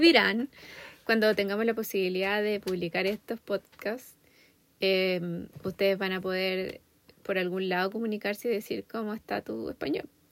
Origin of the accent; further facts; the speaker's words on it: Chile; moved away as an adult; also born or lived in Australia; now in United States; yo, soy de Chile